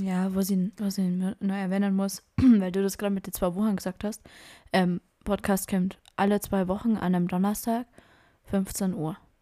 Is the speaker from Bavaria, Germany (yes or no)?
yes; Bavaria, Germany; ich bin aus Bayern